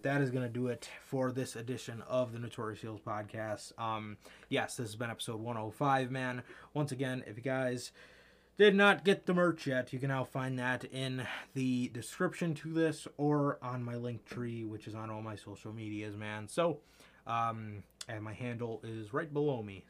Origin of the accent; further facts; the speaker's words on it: United States; I'm American